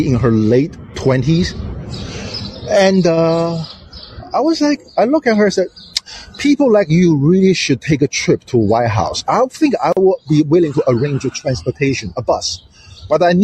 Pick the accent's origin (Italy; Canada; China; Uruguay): China; now in United States; I was born raised in China